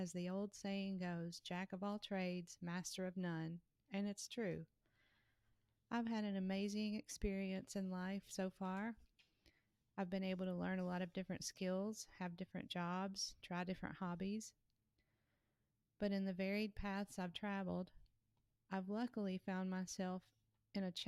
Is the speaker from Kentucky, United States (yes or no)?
yes; Kentucky, United States; Kentucky, my home state.